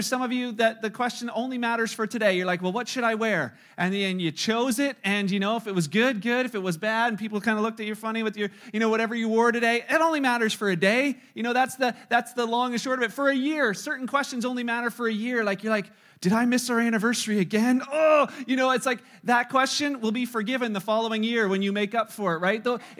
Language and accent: English; Canada; with you know, being Canadian, where there's a freedom of religion and there's a freedom to be in this country